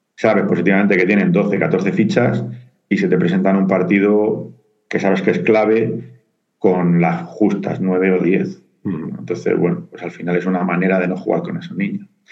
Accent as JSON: {"language": "Spanish", "town": "Murcia", "region": "Region of Murcia", "country": "Spain", "moved": "as an adult", "lives_now": "Madrid, Spain", "said": "yo soy de Murcia, ¿vale? me vine a estudiar aquí a, Madrid y, aquí me he quedado"}